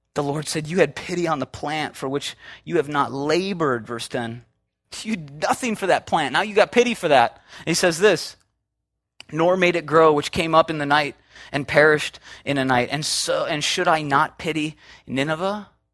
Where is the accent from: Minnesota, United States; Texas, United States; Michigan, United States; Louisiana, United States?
Minnesota, United States; now in Southern California, United States; I'm from Minnesota